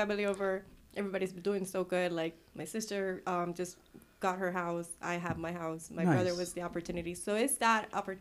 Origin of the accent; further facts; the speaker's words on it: Puerto Rico; English is a second language; moved away as an adult; now in Texas, United States; I'm from Puerto Rico, actually, born, raised. I got to Texas because I joined the Army.